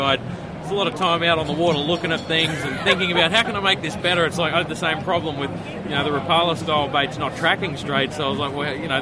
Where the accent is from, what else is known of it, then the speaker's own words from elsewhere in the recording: Australia; I'm from Australia